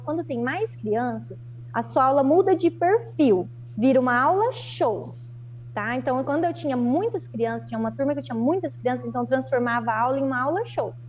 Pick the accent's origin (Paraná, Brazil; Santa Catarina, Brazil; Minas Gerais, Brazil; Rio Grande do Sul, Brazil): Paraná, Brazil; Londrina; moved away as an adult; now in Astorga, Brazil; vim para Astorga, que eu sou de Londrina, então, aqui no Paraná